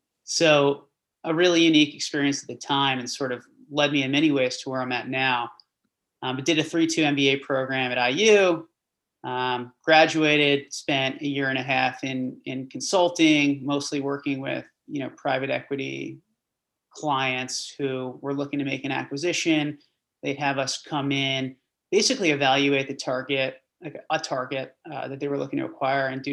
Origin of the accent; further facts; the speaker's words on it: New Jersey, United States; I grew up in Central Jersey, public school kid